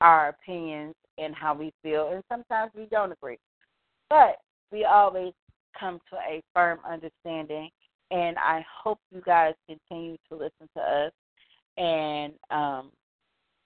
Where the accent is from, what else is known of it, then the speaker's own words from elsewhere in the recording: Detroit, Michigan, United States; I was born and raised in Detroit, Michigan